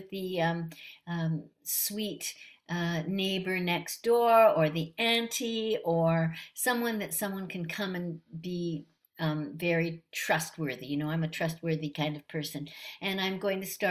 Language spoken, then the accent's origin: English; Canada; being a Canadian